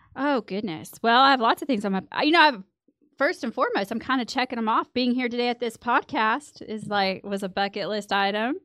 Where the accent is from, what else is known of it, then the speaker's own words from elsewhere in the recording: Midland, Texas, United States; moved away as an adult; I'm originally from Midland. I grew up here.